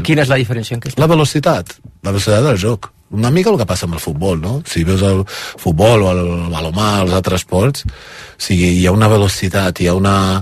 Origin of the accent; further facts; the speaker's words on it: Brazil; now in Spain; Soc brasiler espanyol, les dues coses